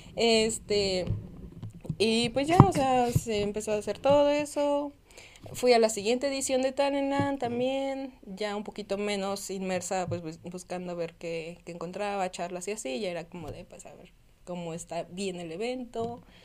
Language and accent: Spanish; Tlaxcala, Mexico; moved away as an adult; also born or lived in Puebla; originalmente soy de Tlaxcala